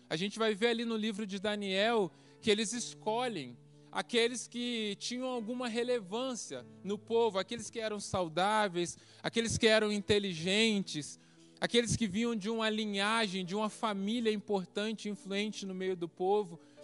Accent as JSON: {"language": "Portuguese", "region": "Rio de Janeiro", "country": "Brazil", "also_born_or_lived": "Paraná", "moved": "as an adult", "said": "deixei minha família, tudo no Rio, vim para cá vivia no projeto"}